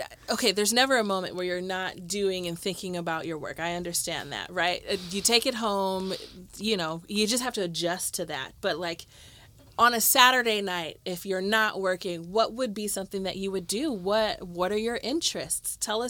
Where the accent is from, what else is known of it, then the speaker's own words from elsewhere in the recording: Cleveland, Ohio, United States; And I'm from Cleveland